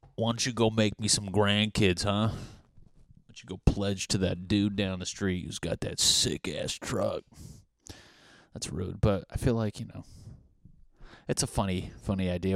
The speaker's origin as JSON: {"language": "English", "region": "New England", "country": "United States", "tie": "born or raised there", "said": "I'm from New England. We grew up like religious"}